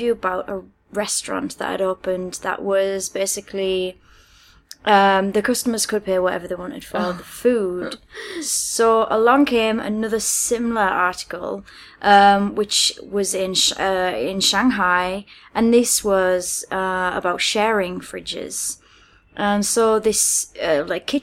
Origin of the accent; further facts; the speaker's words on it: United Kingdom; moved away as an adult; now in China; I'm from the UK